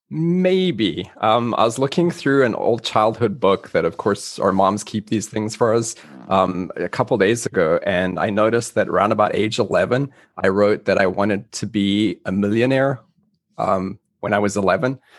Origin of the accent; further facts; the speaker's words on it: South Africa; moved away; I'm originally from South Africa.